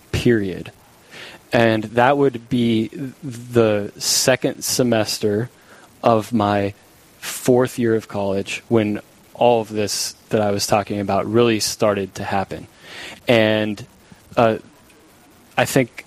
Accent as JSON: {"language": "English", "town": "Minot", "region": "North Dakota", "country": "United States", "tie": "born or raised there", "moved": "yes", "said": "I'm from Minot. Yep. And my parents are still there in Minot"}